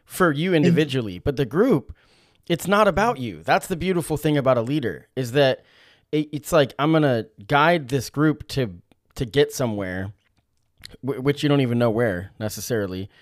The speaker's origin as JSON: {"language": "English", "town": "Eugene", "region": "Oregon", "country": "United States", "tie": "born or raised there", "said": "growing up in Eugene"}